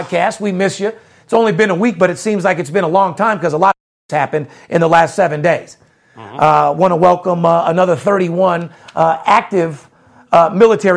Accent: Las Vegas, Nevada, United States; I'm a fourth generation born and raised in Las Vegas

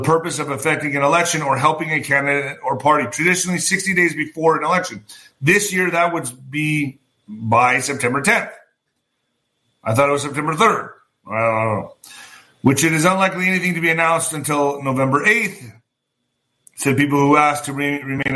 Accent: El Paso, Texas, United States; my hometown of El Paso

